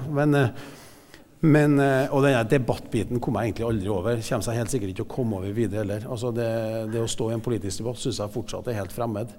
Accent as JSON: {"language": "Norwegian", "town": "Klæbu", "region": "Trøndelag", "country": "Norway", "tie": "born or raised there", "also_born_or_lived": "United States", "lives_now": "Trondheim, Norway", "said": "jeg vokste opp i Klæbu eh, mesteparten av tida."}